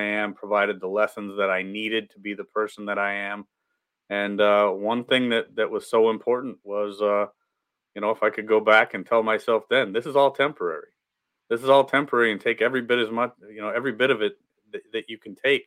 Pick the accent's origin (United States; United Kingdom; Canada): United States; Midwest; We grew up in the Midwest, grew up poor, working class parents